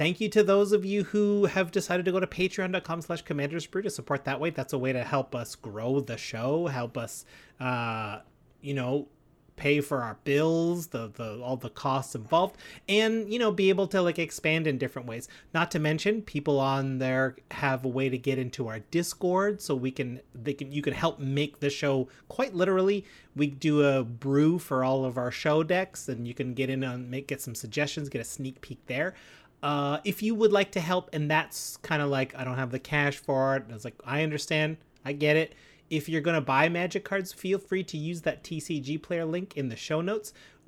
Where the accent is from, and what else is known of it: Timmins, Ontario, Canada